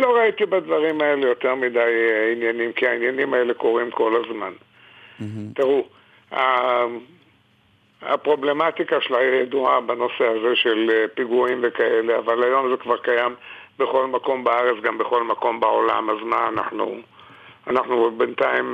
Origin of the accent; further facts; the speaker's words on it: Jerusalem, Jerusalem District, Israel; אני גדלתי פה, נולדתי בשכונה שהיא שכונת מרכז העיר מובהקת